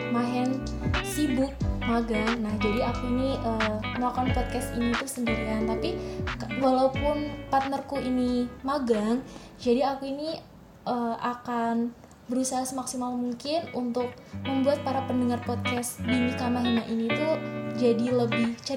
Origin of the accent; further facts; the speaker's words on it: Batang, Central Java, Indonesia; Dan aku berasal dari Batang, Jawa Tengah.